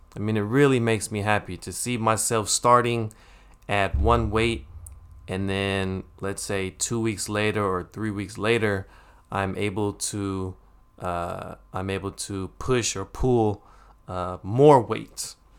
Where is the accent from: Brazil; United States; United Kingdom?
United States; when we were younger, growing up in America